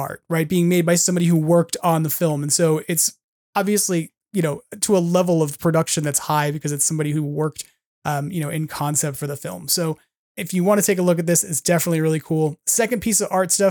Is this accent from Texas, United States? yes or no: no; Long Island, New York, United States; moved away; I grew up on Long Island